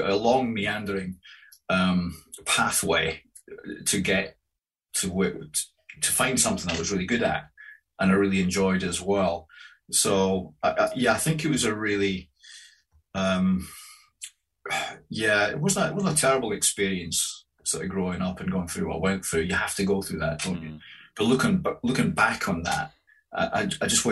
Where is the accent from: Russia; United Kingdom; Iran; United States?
United Kingdom; Grangemouth, Scotland; when I was growing up in Grangemouth in industrial Scotland